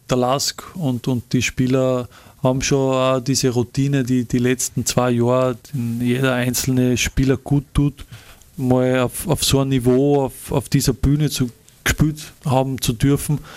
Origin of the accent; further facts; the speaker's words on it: Linz, Upper Austria, Austria; man ist stolz als, als Linzer, als, als Mühlviertler, da einfach für seinen Verein spielen zu dürfen